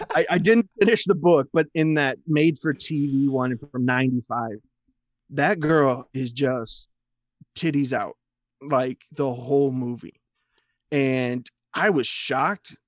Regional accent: United States; I'm an American dude

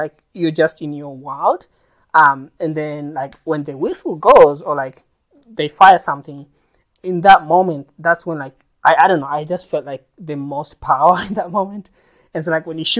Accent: Kenya; my perspective as a Kenyan

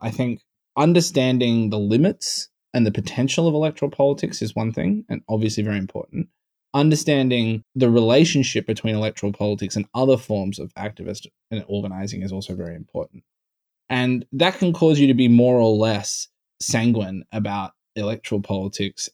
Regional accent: Australia; now in United States; I come from Australia.

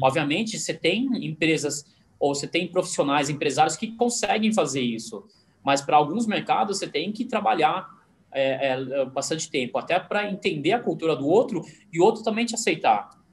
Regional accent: Brazil; sou descendente chinês, nasci aqui no Brasil, minha família veio na década de 60 da China para cá

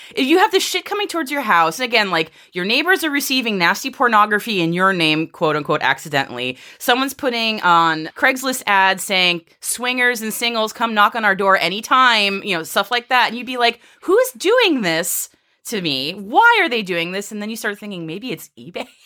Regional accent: Massachusetts, United States; the spirit of America, A K A Massachusetts, my home state.

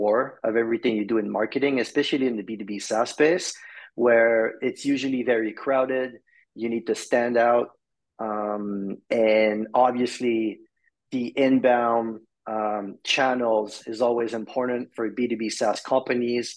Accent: Montreal, Quebec, Canada; I'm from Montreal, Canada.

